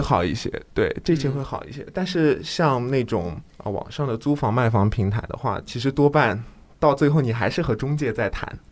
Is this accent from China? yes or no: yes; Jiangsu, China; moved away as an adult; now in Shanghai, China; 我不是上海人，我是江苏人